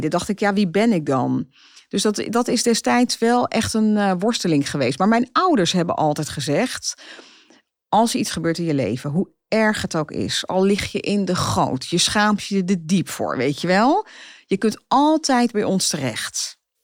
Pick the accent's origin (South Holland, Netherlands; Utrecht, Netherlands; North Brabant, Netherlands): Utrecht, Netherlands; Zeist; ik kom uit Zeist